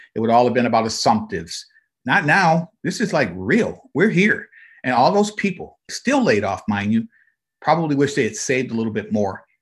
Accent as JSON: {"language": "English", "town": "Flint", "region": "Michigan", "country": "United States", "tie": "born or raised there", "said": "I grew up in Flint, Michigan"}